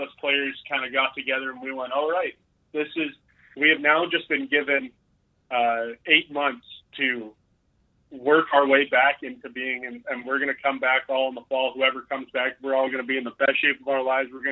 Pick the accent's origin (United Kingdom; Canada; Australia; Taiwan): Canada; Alberta; moved away as an adult; now in Arkansas, United States; keeping tabs on my hometown